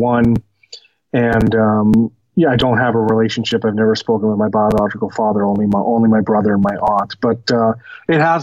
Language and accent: English; Boston, Massachusetts, United States; now in Denver, United States; I was born in Boston, Massachusetts. I was adopted by my family, when I was an infant, and, grew up in a suburb of Boston